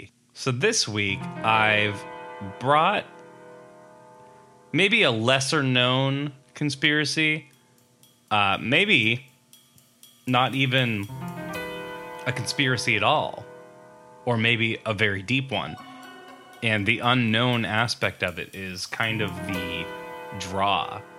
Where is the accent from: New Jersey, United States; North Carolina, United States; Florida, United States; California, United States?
New Jersey, United States